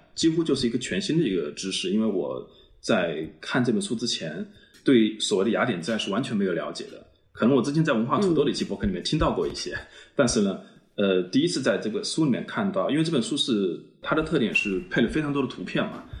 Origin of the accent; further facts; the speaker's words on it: China; 像我，比如说这种在，在中国这样的一个环境里面长大的，从小没有接触到这些西方历史文明的现场